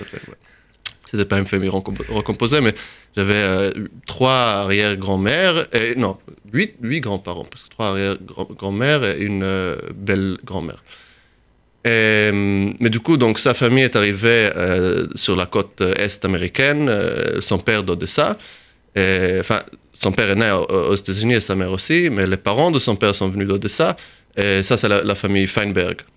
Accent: Jerusalem, Jerusalem District, Israel; moved away as an adult; also born or lived in Texas / United States; now in Paris, France; je suis rentré en Israël quand j'avais 5 ans. Donc, à partir entre 5 et 19 ans, euh, je vivais à Jérusalem

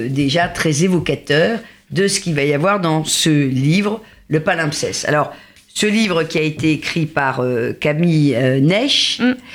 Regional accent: South-West, France; même si je suis originaire du Sud-Ouest.

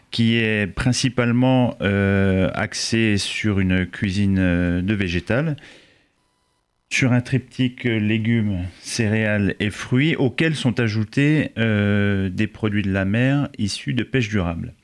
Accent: eastern France, France; now in Paris, France; nous, on est de l'Est de la France et donc on est, on est assez loin de la mer

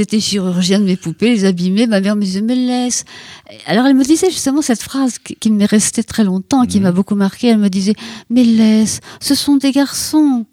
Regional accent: Ploudalmézeau, Brittany, France; moved away; dans mon village natal, qui est donc à Port-Salle, Foudalmiso

